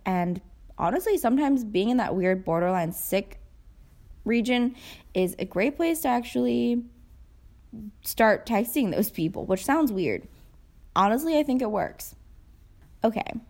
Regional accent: United States; I'm Asian American, so I've grown up watching them

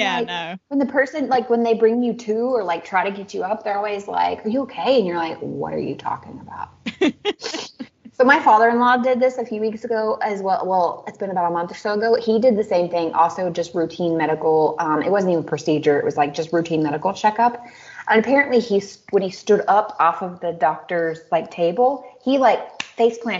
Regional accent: United States; also born or lived in Germany; now in Czech Republic; as an American

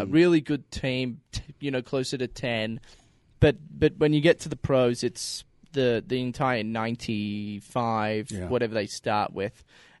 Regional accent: Australia; now in United States; We're both from Australia.

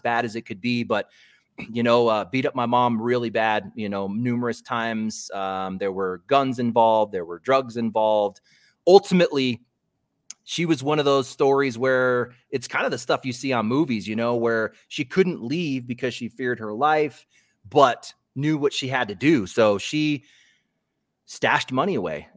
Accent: Colorado, United States; I was born in Colorado

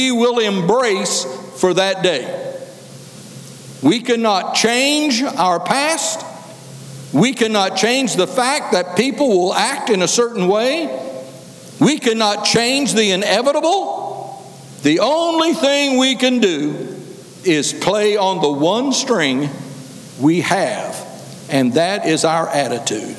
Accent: Kansas, United States; moved away; I was raised up here in Kansas

